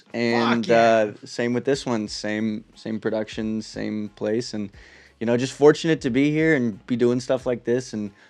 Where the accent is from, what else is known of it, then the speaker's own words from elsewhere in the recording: California, United States; especially growing up in California